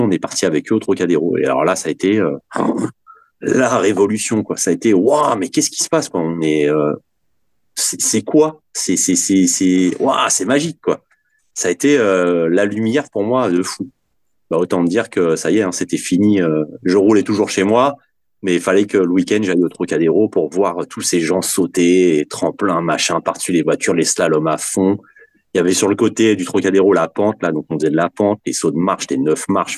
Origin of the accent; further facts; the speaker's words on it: Vanves, Île-de-France, France; j'étais en sixième et j'étais avec trois potes à moi et euh, on habitait Vanves, donc euh, porte de Brancion